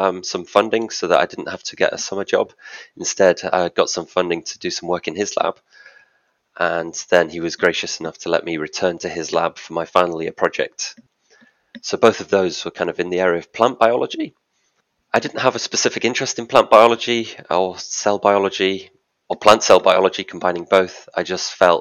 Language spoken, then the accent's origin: English; Manchester, North West England, United Kingdom; moved away as an adult; also born or lived in Leeds / Edinburgh / London; I'm from Manchester